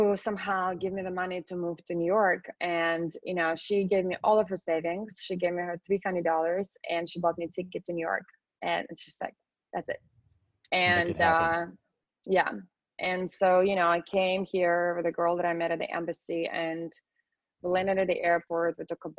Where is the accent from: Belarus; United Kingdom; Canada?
Belarus; English is a second language; moved away as an adult; also born or lived in St. Petersburg, Russia; now in United States; I was born in St. Petersburg in Russia and grew up in Belarus on a farm